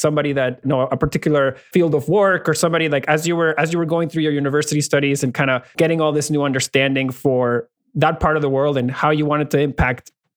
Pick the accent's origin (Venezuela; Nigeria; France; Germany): Venezuela; In my early 20s, I witnessed my home country of Venezuela